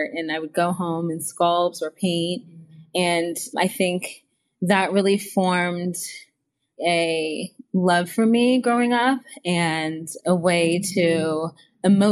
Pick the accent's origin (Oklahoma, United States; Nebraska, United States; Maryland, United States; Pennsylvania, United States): Maryland, United States; Potomac; I grew up in Washington, right outside of Washington, D.C., in Montgomery County, Maryland, like in the Potomac area